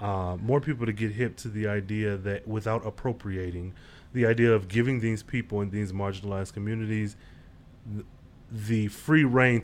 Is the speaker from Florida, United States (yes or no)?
no; New York, United States; I'm from New York, but I seem to get more jobs in New York when I'm out the country.